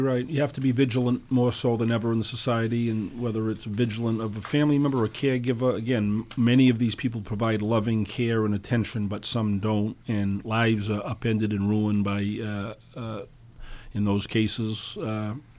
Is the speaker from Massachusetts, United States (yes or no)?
yes; Dartmouth, Massachusetts, United States; also born or lived in New Bedford / Fall River; I grew up in Dartmouth. My family's from New Bedford